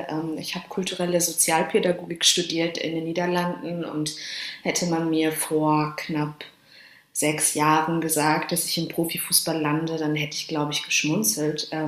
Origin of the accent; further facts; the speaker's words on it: Dortmund, North Rhine-Westphalia, Germany; now in Hamburg, Germany; Also ich komme aus Dortmund und lebe in Hamburg.